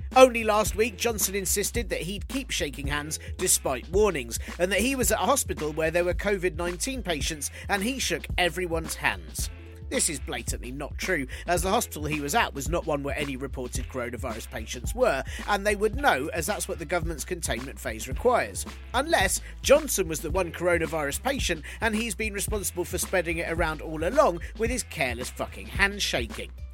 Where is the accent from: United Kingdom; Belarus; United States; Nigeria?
United Kingdom